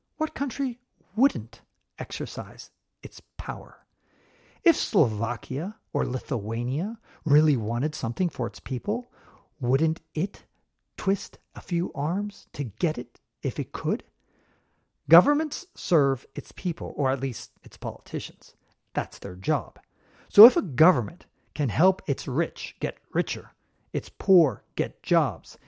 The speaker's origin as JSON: {"language": "English", "town": "San Francisco", "region": "California", "country": "United States", "tie": "born or raised there", "also_born_or_lived": "Eastern Europe", "moved": "as an adult", "said": "was born and raised in San Francisco."}